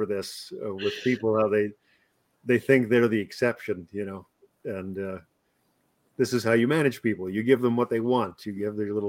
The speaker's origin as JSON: {"language": "English", "area": "the Texas of Canada", "region": "Alberta", "country": "Canada", "said": "I'm already from the Texas of Canada"}